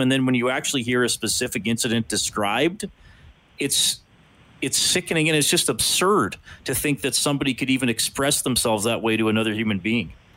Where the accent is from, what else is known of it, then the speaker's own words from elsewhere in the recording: Evansburg, Alberta, Canada; now in Edmonton, Canada; in junior high and high school growing up in Evansburg